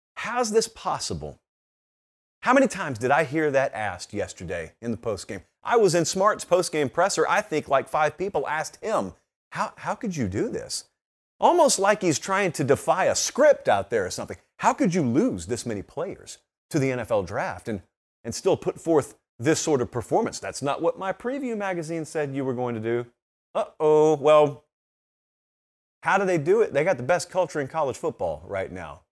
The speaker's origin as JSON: {"language": "English", "region": "Georgia", "country": "United States", "tie": "born or raised there", "moved": "yes", "said": "get back to my home state"}